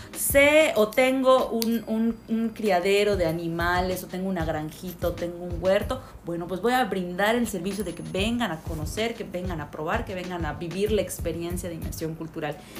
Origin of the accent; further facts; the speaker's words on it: Yucatán, Mexico; nosotros como yucatecos